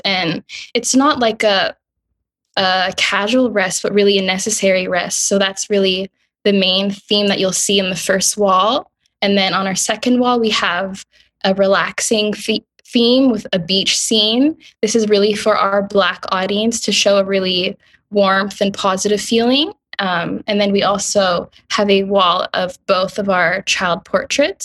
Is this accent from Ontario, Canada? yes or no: yes; Ottawa, Ontario, Canada; but I was raised in Ottawa